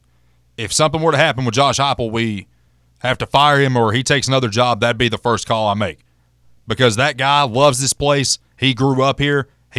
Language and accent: English; Campbell County, Tennessee, United States; Campbell County guy, my hometown guy